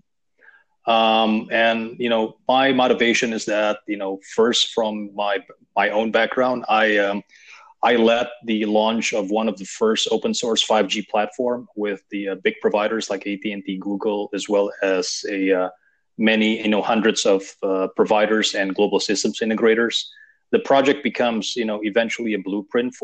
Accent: Indonesia; I was raised in Indonesia.

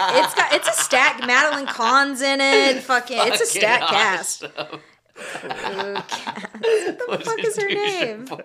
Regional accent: United States; speaking as an American

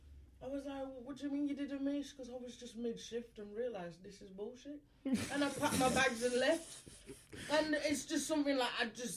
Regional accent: Birmingham, West Midlands, United Kingdom; moved away as an adult; also born or lived in Zimbabwe; now in London, United Kingdom; I'm from Brom originally.

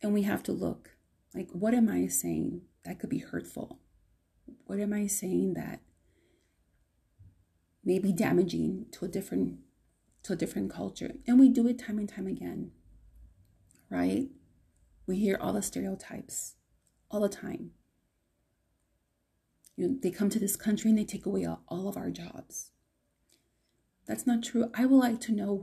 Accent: United States; I am a Latina, Chicana, Mexican-American, American

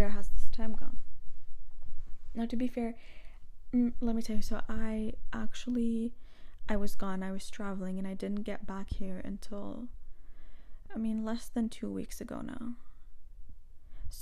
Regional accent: Lebanon; moved away; I'm from Lebanon

